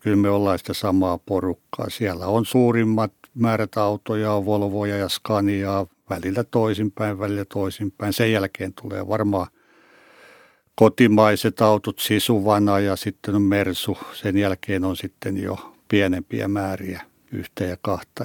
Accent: Hausjärvi, Kanta-Häme, Finland; Olen syntyperäinen hausjärveläinen ja asun siellä edelleen

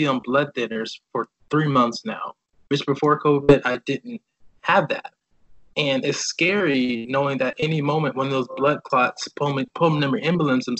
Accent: Decatur, Georgia, United States; moved away as an adult; also born or lived in Hanford, California; now in San Francisco Bay Area, United States; growing up for me in Georgia, I was a kind of shy kid

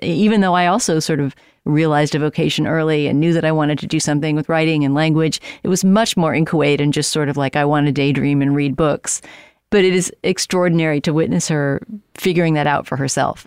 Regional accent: San Antonio, Texas, United States; moved away; I was in San Antonio, my hometown

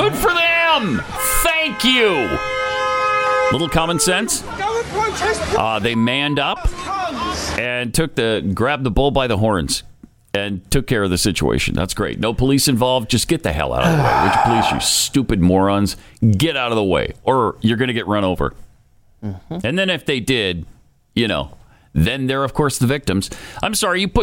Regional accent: Helena, Montana, United States; born or raised there; moved away

